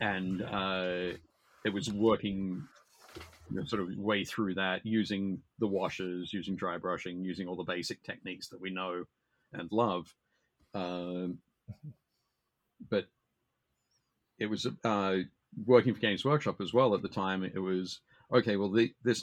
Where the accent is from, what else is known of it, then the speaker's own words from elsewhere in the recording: Newcastle, New South Wales, Australia; in my hometown, Newcastle in Australia, I started playing, started painting